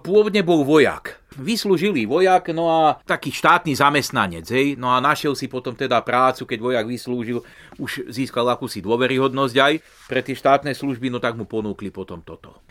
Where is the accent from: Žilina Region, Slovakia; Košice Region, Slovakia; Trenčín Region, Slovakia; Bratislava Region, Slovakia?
Žilina Region, Slovakia; Turiec; u nás v Turci na Lipovci